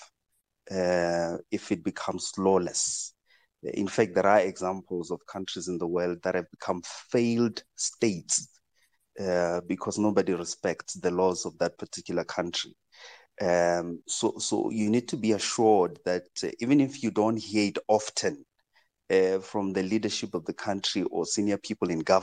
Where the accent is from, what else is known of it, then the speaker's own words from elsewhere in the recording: South Africa; my fellow South Africans